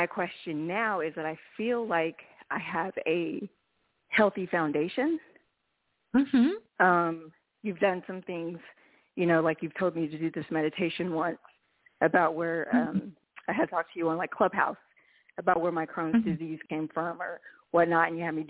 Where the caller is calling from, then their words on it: Reno, Nevada, United States; I'm calling from Reno, Nevada.